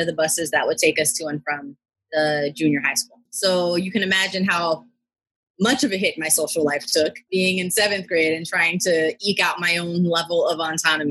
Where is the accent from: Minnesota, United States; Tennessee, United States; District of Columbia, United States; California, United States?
District of Columbia, United States; Washington; I was born and raised in Washington, D.C.